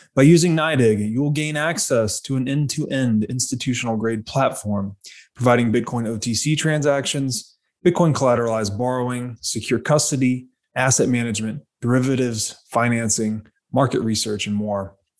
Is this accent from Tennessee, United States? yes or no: yes; Chattanooga, Tennessee, United States; I grew up in Tennessee.